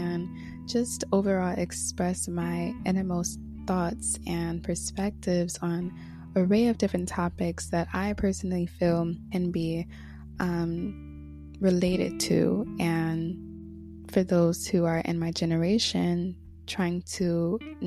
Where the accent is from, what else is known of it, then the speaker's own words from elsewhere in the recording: Connecticut, United States; moved away as an adult; now in Florida, United States; This month makes 1 year since I moved down to Florida from Connecticut, where I was born and raised.